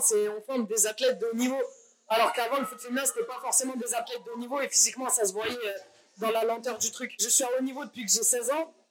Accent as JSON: {"language": "French", "town": "Paris", "region": "Île-de-France", "country": "France", "said": "je suis parisienne"}